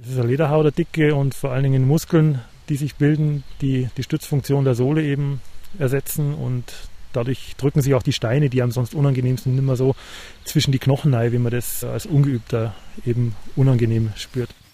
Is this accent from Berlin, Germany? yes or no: no; Upper Bavaria, Germany; mir Oberbayern